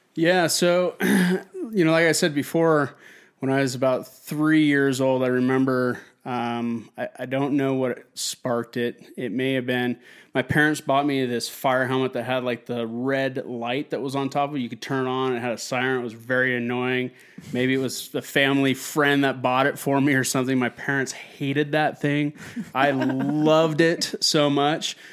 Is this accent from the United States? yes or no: yes; Wenatchee, Washington, United States; my hometown of Wenatchee, Washington